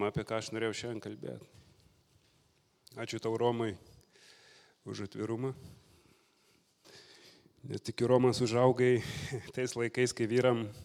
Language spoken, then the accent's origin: Lithuanian; Lithuania; also born or lived in England; now in United Kingdom; buvau nominuotas į kažkokį ten Anglijos portalą kaip lietuvis